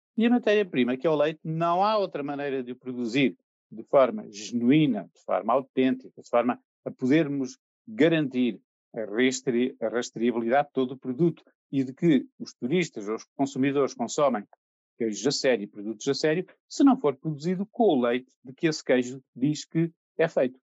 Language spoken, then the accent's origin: Portuguese; the North, Norte, Portugal; cresci aqui no Norte, e sim cresci aqui no Norte